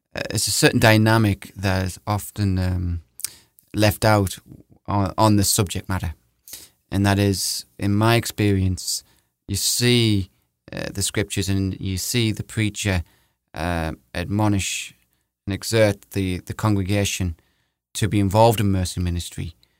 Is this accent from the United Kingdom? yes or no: yes; England, United Kingdom; now in United States; We're both English here